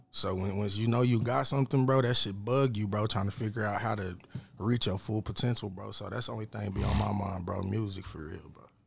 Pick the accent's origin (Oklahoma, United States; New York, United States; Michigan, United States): Oklahoma, United States; Lawton; I'm from Lawton, bro. I'm putting on for Lawton